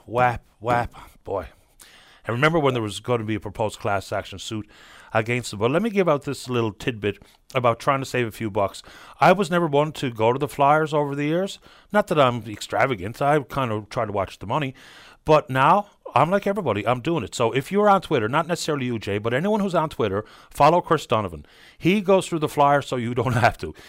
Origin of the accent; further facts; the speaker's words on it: St. John's, Newfoundland and Labrador, Canada; I grew up on Smithville Crescent